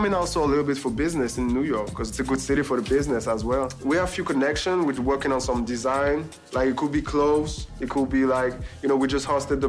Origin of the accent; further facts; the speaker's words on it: outside Paris, Île-de-France, France; Like, we don't come from the center of the city.